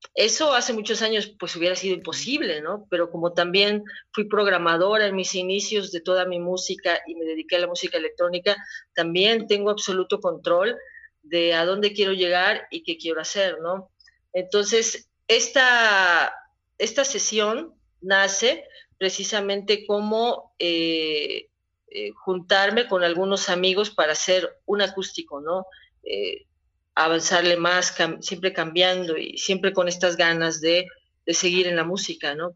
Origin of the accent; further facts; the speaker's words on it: Puebla, Mexico; como poblana